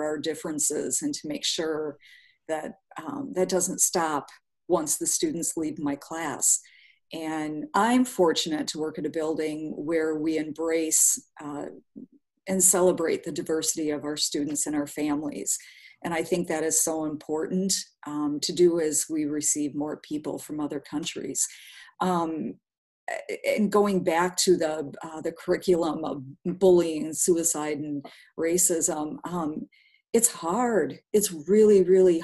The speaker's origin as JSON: {"language": "English", "region": "southern Wisconsin", "country": "United States", "tie": "born or raised there", "also_born_or_lived": "Winona, Minnesota", "lives_now": "Milwaukee, United States", "said": "I grew up on a small farm in the middle of southern Wisconsin"}